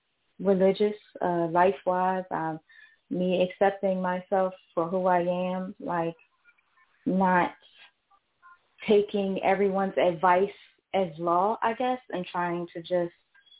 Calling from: Philadelphia, Pennsylvania, United States; I'm calling from Philadelphia.

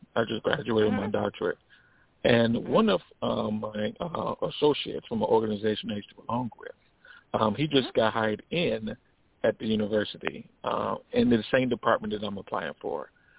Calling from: Illinois, United States; I'm calling out of Illinois.

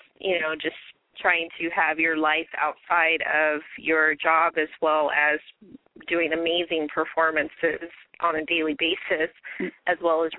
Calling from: Riverside, California, United States; I'm calling from Riverside, California.

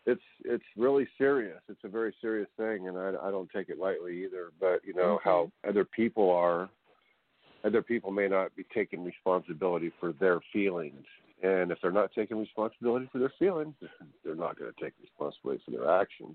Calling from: California, United States; They called me … I'm from California.

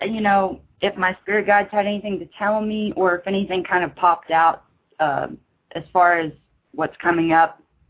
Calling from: Texas, United States; I'm calling from Texas. I'm calling through Skype.

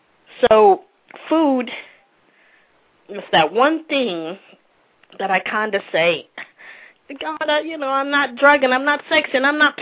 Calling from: Orlando, Florida, United States; I'm actually from Orlando, Florida.

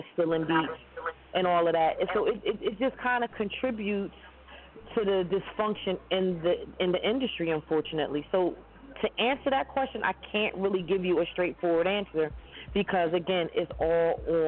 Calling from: Brooklyn, New York, United States; Calling from Brooklyn, New York.

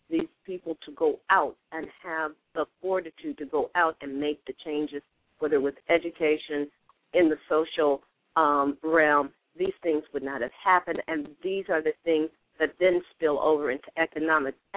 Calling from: Chicago, Illinois, United States; I'm calling from the Grand Crossing area here in Chicago.

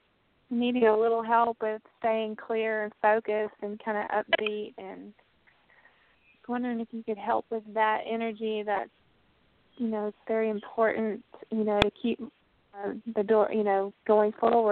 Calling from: Texas, United States; I'm from Texas.

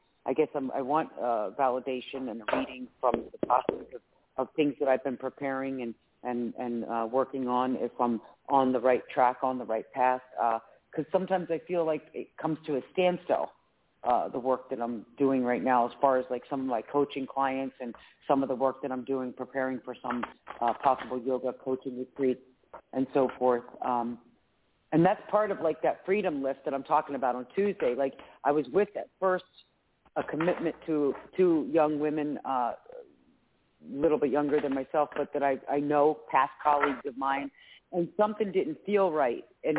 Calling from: Philadelphia, Pennsylvania, United States; Hi, Claire Candy. … from Philadelphia, Pennsylvania.

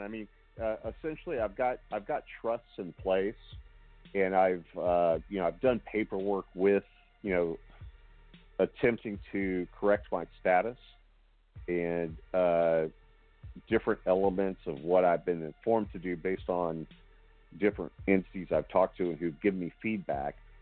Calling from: Houston, Texas, United States; I'm calling from Houston, Texas

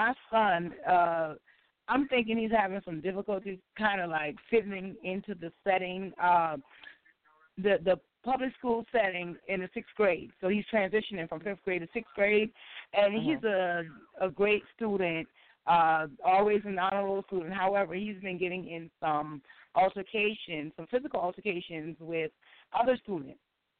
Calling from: Beaufort, South Carolina, United States; I'm calling from Beaufort, South Carolina.

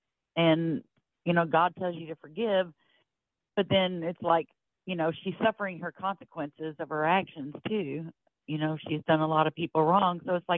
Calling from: Florida, United States; I'm calling from Florida.

